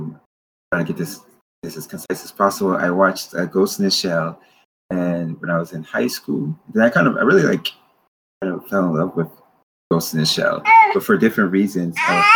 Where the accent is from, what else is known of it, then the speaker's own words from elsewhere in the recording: Paterson, New Jersey, United States; I was born on the East Coast, but then the college that I went to was in the West Coast of California. So San Francisco is totally different than my home. Patterson, New Jersey. I always give a shout out to Patterson.